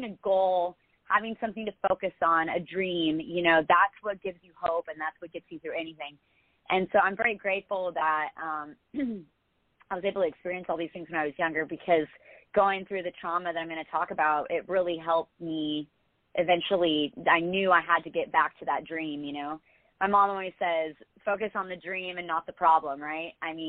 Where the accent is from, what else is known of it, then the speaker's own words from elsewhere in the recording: New Jersey, United States; born there; also born or lived in Dallas / Houston / Dana Point; I mean, I had moved around a lot, so I was born in New Jersey. I'd lived in Dallas, Houston, and then Dana Point.